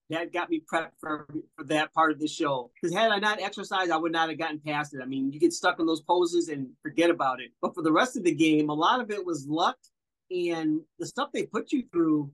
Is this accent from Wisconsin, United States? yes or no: yes; Wisconsin, United States; I'm from Wisconsin